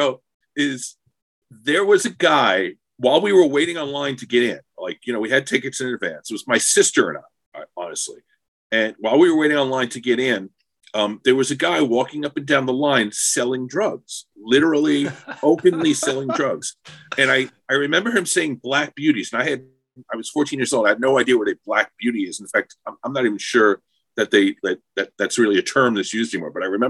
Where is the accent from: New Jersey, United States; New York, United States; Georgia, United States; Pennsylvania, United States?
New York, United States; As a New Yorker, or, you know, Long Islander with access to New York culture